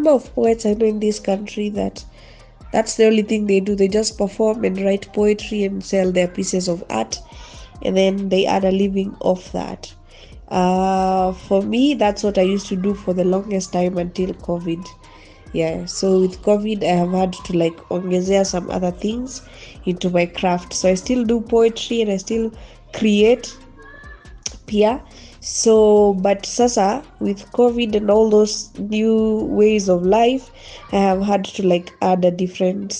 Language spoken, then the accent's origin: English; Nairobi, Kenya; also born or lived in Nyahururu; I was born in Nyahururu, but I grew up in Dagoretti.